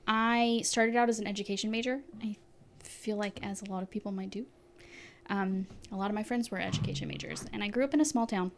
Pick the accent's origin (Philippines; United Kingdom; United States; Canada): United States; Tampa, Florida; born there; I was born in Tampa, Florida, which is kind of in the middle, well, on the halfway down the peninsula on the Gulf Coast side.